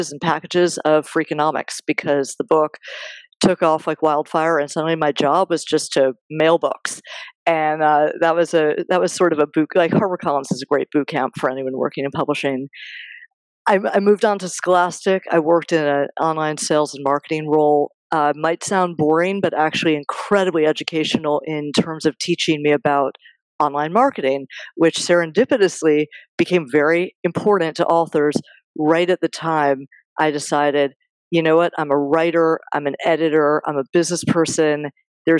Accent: New York City, New York, United States; I am still based in New York. I grew up in New York, family here, hard to leave.

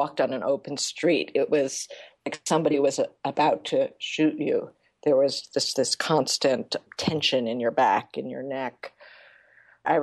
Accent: United States; now in Sarajevo, Bosnia and Herzegovina; as an American

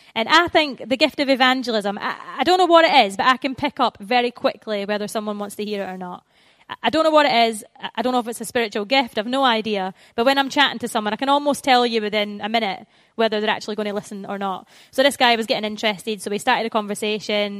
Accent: Scotland, United Kingdom; moved away as an adult; now in England, United Kingdom; I'm from the Promised Land, which is Scotland

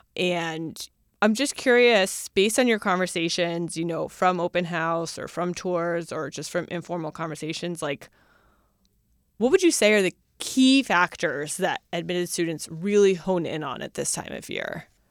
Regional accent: Northern Virginia, United States; I'm from Virginia, but Northern Virginia

